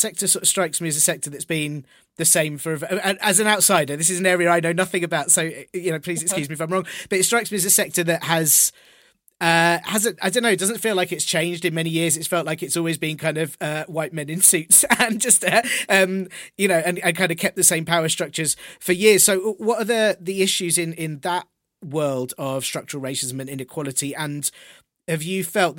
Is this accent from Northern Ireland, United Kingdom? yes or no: no; London, United Kingdom; I'm from Finsbury Park